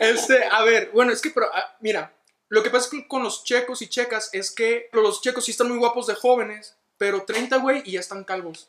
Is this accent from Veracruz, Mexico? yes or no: no; Ciudad Juárez, Chihuahua, Mexico; accent: northern; moved away as an adult; now in Mexico City, Mexico; soy de Ciudad Juárez, Chihuahua